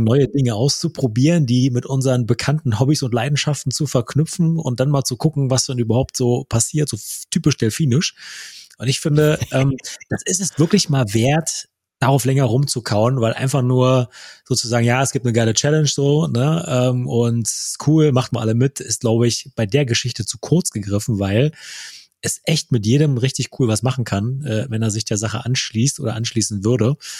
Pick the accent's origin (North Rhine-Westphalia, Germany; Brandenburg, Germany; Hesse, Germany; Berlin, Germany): Brandenburg, Germany; Wittstock; moved away; in Wittstock, meiner alten Heimatstadt